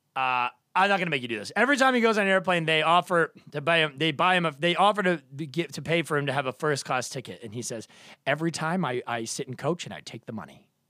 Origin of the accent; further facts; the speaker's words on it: Duxbury, Massachusetts, United States; now in Los Angeles, United States; I'm from Boston